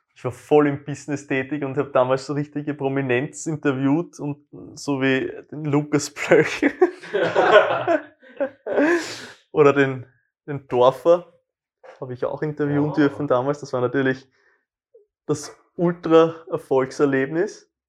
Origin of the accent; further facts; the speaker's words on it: Wiener Neustadt, Lower Austria, Austria; moved away; ich komme ja ursprünglich aus Wiener Neustadt